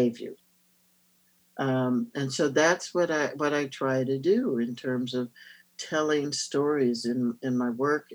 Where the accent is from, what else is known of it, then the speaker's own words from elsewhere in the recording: North Carolina, United States; I'm a Southerner. I'm from North Carolina.